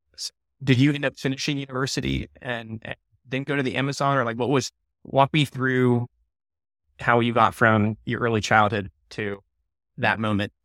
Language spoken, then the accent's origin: English; United States; I'm from America, the U S